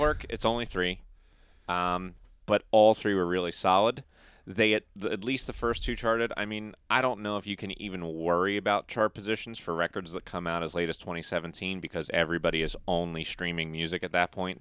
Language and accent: English; United States; we're American